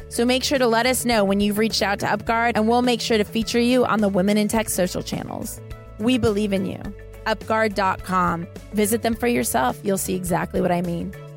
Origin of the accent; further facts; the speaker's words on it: Los Angeles, California, United States; here in my hometown of Los Angeles